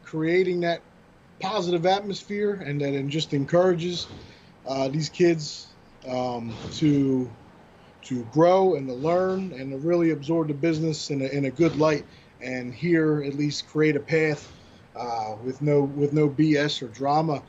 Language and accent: English; Atlantic City, New Jersey, United States; in Atlantic City, in my hometown